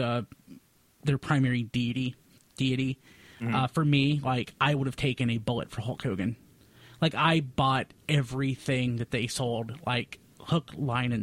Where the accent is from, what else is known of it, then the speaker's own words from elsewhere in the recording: the South, United States; I grew up in the South